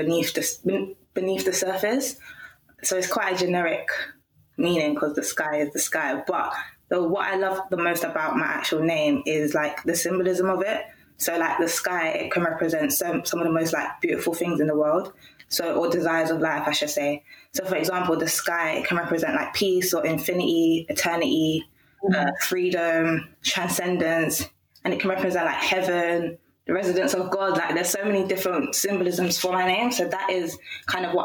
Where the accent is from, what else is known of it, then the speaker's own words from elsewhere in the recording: London, United Kingdom; I'm born and raised in London, from Jamaican heritage.